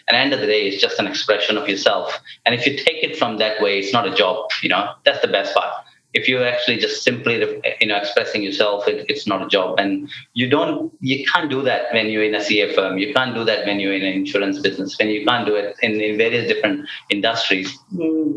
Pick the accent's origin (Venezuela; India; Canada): India; when it comes to music and sports, I am very Indian